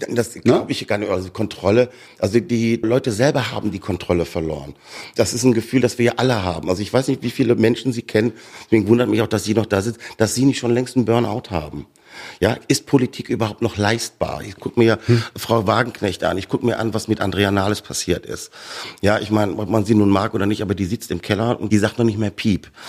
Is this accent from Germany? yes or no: yes; Bavaria, Germany; also born or lived in Ruhr area, North Rhine-Westphalia; Bayern aufgewachsen